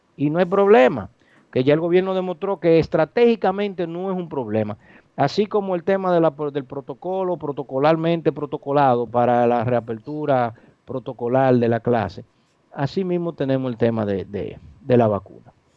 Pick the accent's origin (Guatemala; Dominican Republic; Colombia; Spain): Dominican Republic; nosotros como dominicanos